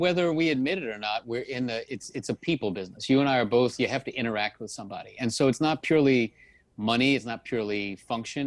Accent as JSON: {"language": "English", "town": "New Orleans", "region": "Louisiana", "country": "United States", "moved": "yes", "lives_now": "Miami, United States", "said": "I'm, I'm originally from New Orleans, so I'm not a Miami native"}